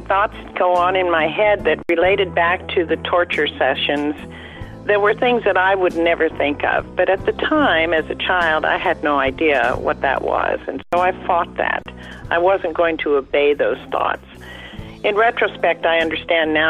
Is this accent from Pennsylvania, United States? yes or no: no; San Francisco, California, United States; I was born in San Francisco, California